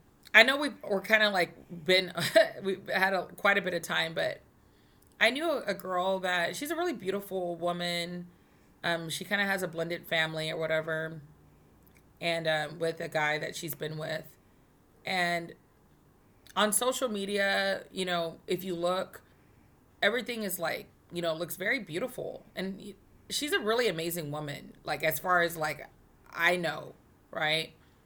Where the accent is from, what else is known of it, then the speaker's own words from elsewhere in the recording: Texas, United States; I'm a Texan